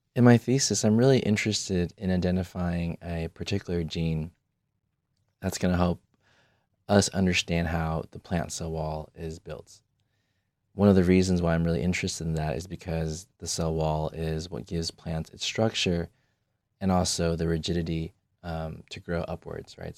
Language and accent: English; California, United States; moved away as an adult; now in Michigan, United States; I grew up in California, I did everything in California